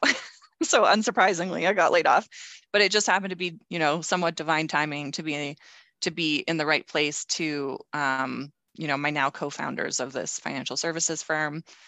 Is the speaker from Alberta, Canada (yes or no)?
yes; Calgary, Alberta, Canada; also born or lived in Toronto; I moved back to Calgary, my hometown